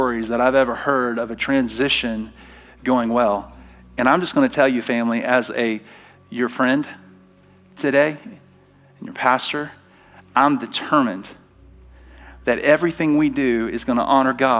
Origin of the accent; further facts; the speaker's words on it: Alabama, United States; now in Treasure Valley, United States; I'm from Alabama